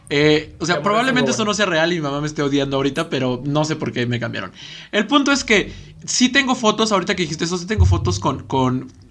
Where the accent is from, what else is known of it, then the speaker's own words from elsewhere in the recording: Ecatepec, State of Mexico, Mexico; sí nací en Catepec